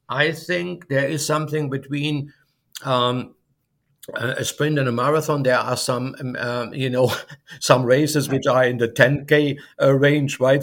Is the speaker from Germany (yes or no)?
yes; Germany; moved away as an adult; now in United States; I'm originally from Germany